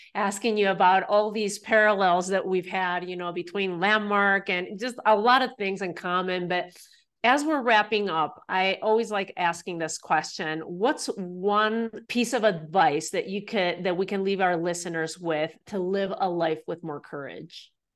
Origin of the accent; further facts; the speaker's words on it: Spain; now in United States; growing up in Spain